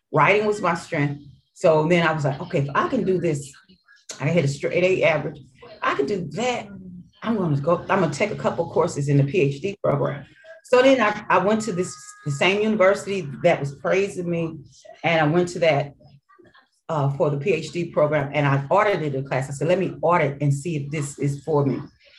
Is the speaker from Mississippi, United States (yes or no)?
yes; Mississippi, United States; accent: Mississippi accent; So I had an accent. So it was a Mississippi accent mixed in with Arkansas and my hood accent.